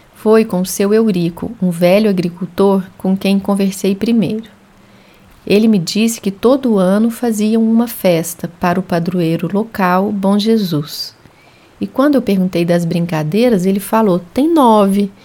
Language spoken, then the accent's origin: Portuguese; Uberlândia, Minas Gerais, Brazil; moved away as an adult; also born or lived in Belo Horizonte; Universidade Federal de Uberlândia, minha terra natal